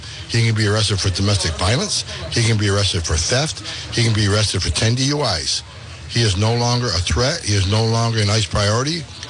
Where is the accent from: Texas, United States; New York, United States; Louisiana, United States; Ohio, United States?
New York, United States; Fort Drum; Just south of Canada, right outside of Fort Drum, New York.